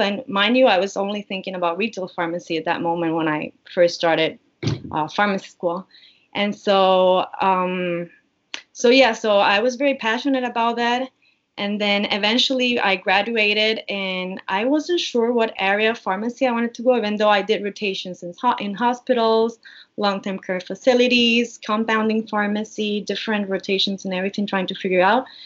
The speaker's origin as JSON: {"language": "English", "country": "Puerto Rico", "tie": "born or raised there", "also_born_or_lived": "Miami", "moved": "as an adult", "said": "I was born and raised in Puerto Rico. So, I've been here in Puerto Rico for all my life"}